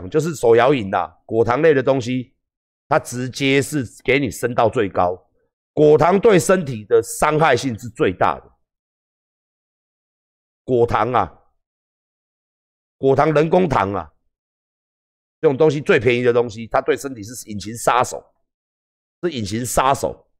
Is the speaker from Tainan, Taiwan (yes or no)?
yes; Tainan, Taiwan; 我们台南人吃糖是很自傲的事。